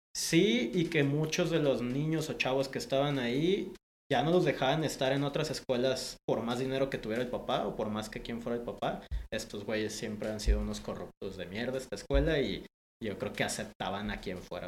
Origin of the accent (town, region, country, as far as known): Guadalajara, Jalisco, Mexico; born or raised there; also born or lived in Panama